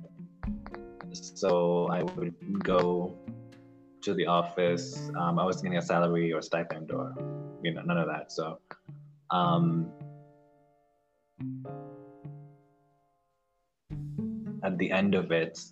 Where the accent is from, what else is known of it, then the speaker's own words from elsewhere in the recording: Uganda; also born or lived in Johannesburg, South Africa; I'm talking from Kampala, Uganda. I'm from Uganda.